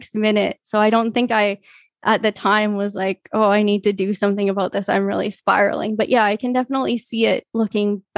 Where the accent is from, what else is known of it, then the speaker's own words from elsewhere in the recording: Canada; I've spent as much time growing up as possible kind of surrounded by the Latin community here in Canada.